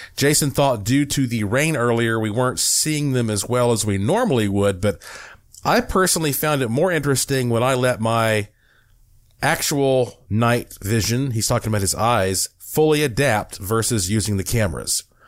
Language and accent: English; Buncombe County, Western North Carolina, United States; I'm from Western North Carolina